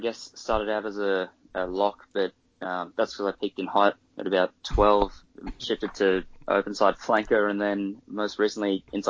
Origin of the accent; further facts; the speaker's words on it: Brisbane, Queensland, Australia; I'm from Brisbane in Queensland